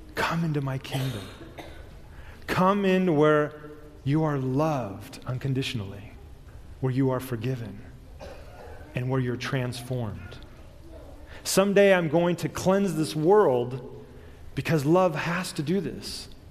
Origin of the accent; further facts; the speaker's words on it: Southern California, United States; I was born and raised in Southern California, so I know earthquakes